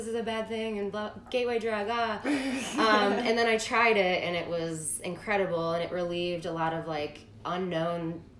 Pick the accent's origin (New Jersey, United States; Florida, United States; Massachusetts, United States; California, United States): Massachusetts, United States; I'm from the East Coast. I'm from Massachusetts.